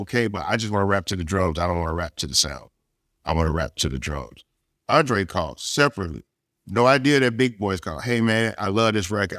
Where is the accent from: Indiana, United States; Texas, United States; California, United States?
Texas, United States; for us in Texas, as a Texan